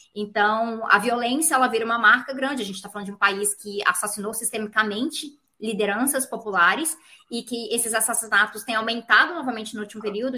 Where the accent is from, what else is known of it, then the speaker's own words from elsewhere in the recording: Brazil; sendo brasileira